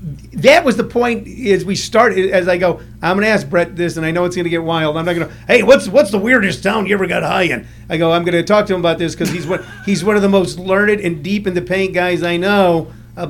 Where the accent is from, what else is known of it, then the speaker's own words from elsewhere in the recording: St. Louis, Missouri, United States; I grew up in the Midwest. I grew up in St. Louis